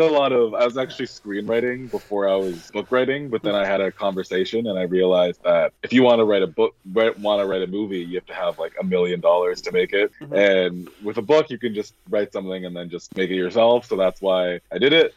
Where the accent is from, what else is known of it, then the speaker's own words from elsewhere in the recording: Vancouver, British Columbia, Canada; now in Toronto, Canada; I'm Canadian, so I was from Vancouver, and right now I'm just in Toronto